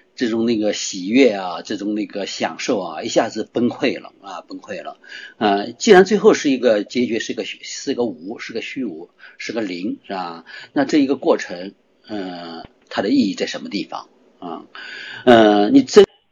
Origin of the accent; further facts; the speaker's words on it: Shanghai, China; moved away as an adult; 我在上海的时候，因为我是上海人嘛，我从小在上 ，呃，十七岁才离开上海